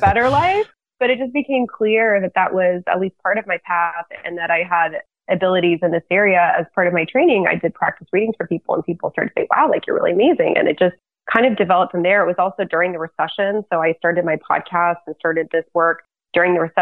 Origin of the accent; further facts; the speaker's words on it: Lafayette, United States; also born or lived in China; my hometown in Lafayette